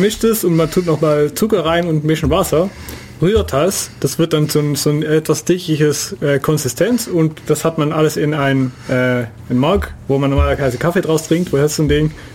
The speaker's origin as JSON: {"language": "German", "country": "Netherlands", "second_language": "German", "moved": "yes", "said": "ich als Niederländer"}